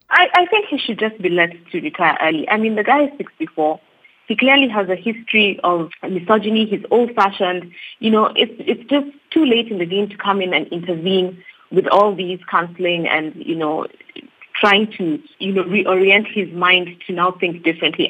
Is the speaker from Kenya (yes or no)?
yes; Kenya; I'm Kenyan as well.